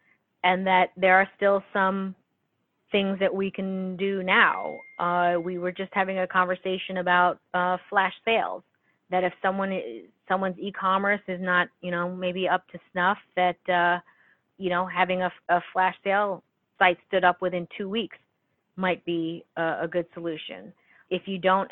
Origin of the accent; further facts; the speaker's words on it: New York City, New York, United States; being a New Yorker, I think, you know, we grew up with some hard conditions